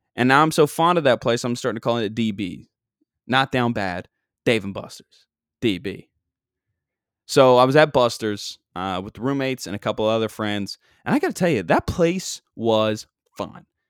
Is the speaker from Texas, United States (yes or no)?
no; Long Island, New York, United States; I'm from Long Island, and I hang out on Long Island all day, every day.